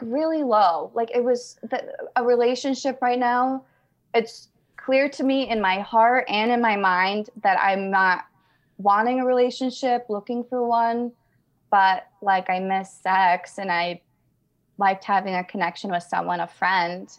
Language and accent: English; Albany, New York, United States; moved away as an adult; also born or lived in northern New Mexico; now in New Mexico, United States; I'm from Albany, New York, but I moved to, uh, northern New Mexico three months ago.